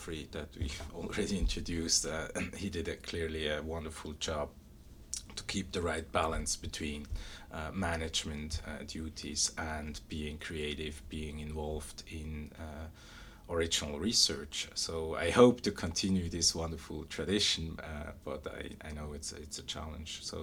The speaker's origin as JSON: {"language": "English", "country": "Switzerland", "tie": "born or raised there", "moved": "as an adult", "said": "I was born and raised in Switzerland"}